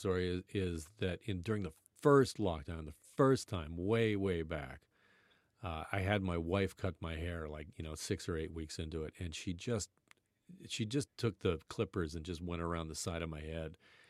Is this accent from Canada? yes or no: yes; Burlington, Ontario, Canada; I grew up in Burlington, by the way. I'm a Burlington native.